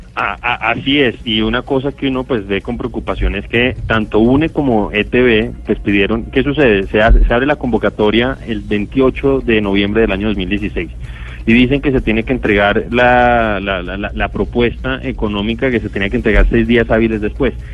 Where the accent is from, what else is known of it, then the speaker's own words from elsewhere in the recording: Colombia; como colombiano